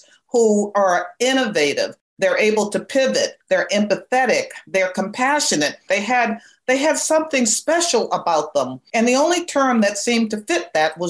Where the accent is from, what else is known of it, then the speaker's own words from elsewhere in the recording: Bedford, Massachusetts, United States; I grew up in Bedford, Massachusetts, on a pig farm